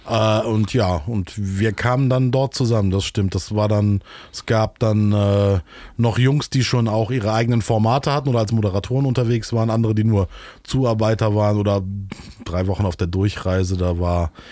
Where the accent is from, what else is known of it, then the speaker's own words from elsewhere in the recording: Solingen, North Rhine-Westphalia, Germany; born there; Ähm, ich komme eigentlich, ich bin geboren in Solingen in der wunderschönen verregneten Stadt und ähm, so in der Nähe von Köln und Düsseldorf.